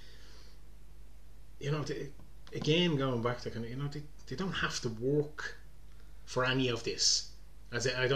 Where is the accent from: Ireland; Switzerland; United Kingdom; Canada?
Ireland; Balbriggan, Leinster; growing up in Balbriggan